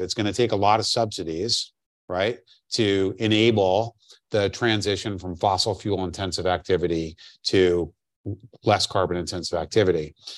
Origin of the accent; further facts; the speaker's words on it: New York, United States; as a New Yorker